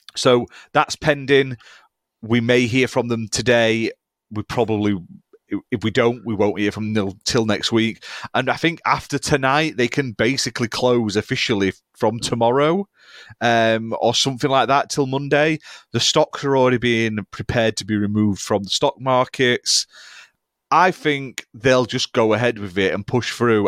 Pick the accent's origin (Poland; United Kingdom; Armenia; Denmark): United Kingdom; We are British